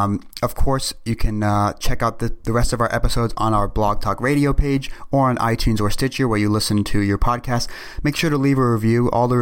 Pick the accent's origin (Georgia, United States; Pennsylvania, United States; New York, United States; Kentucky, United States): New York, United States; New York City; I'm from New York City